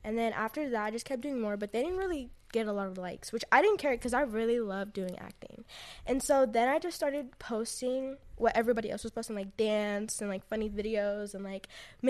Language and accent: English; Texas, United States; Yeah, and I grew up in Texas.